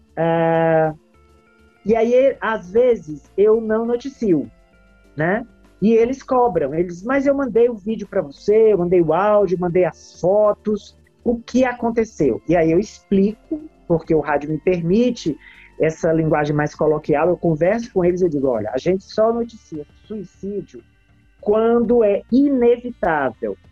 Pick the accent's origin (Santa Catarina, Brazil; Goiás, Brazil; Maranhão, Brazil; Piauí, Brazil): Piauí, Brazil; Teresina; eu sou teresinense, minha mãe é teresinense